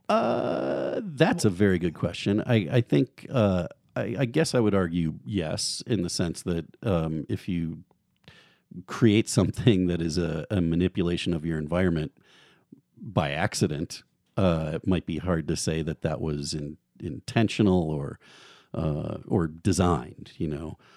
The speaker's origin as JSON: {"language": "English", "area": "outside of Chicago", "region": "Illinois", "country": "United States", "tie": "born or raised there", "also_born_or_lived": "Notre Dame, Indiana / Washington, D.C. / Eugene, Oregon", "moved": "as an adult", "lives_now": "Moscow, Idaho, United States", "said": "I grew up in the Midwest outside of Chicago"}